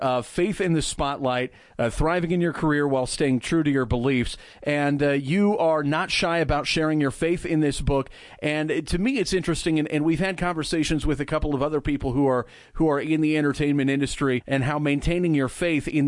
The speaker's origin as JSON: {"language": "English", "region": "Midwest", "country": "United States", "moved": "yes", "lives_now": "Dallas, United States", "said": "I come from the Midwest"}